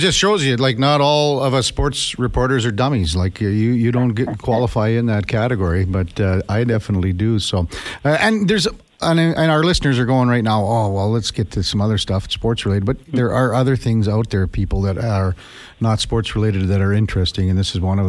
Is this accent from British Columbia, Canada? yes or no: no; Saskatchewan, Canada; When I was growing up in Saskatchewan a long time ago